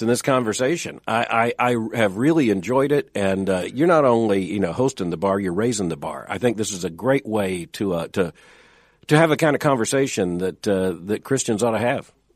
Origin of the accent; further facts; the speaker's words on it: Florida, United States; I grew up in Florida